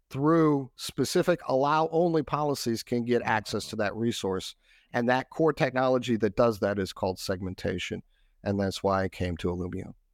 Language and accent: English; Texas, United States; I'm from Texas, and I consider Australia to be the Texas of the South Pacific because everybody's super friendly and they barbecue a lot.